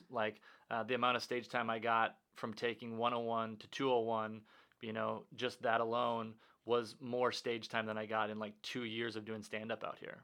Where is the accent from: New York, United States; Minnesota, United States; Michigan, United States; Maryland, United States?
Minnesota, United States; growing up in Minnesota